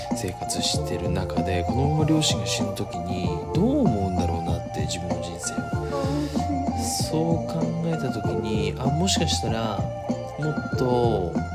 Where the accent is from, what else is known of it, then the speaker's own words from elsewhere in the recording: Kagoshima, Japan; moved away; also born or lived in Minamisatsuma; 自分の故郷鹿児 島